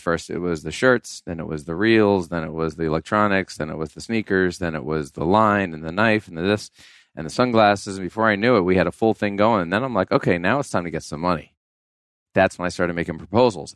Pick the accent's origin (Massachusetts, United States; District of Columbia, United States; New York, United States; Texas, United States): New York, United States; I grew up in New York, so I was, like, shoveling driveways